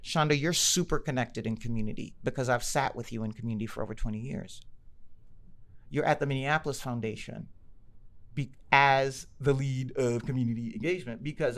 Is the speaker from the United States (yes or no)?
no; Kenya; I'm good and I'm Kenyan. I'm smart and I'm Kenyan. I'm a girl and I'm Kenyan. I work for Target and I'm Kenyan.